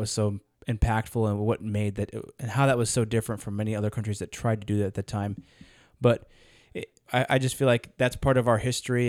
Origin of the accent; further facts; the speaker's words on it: United States; as an American, it's in my blood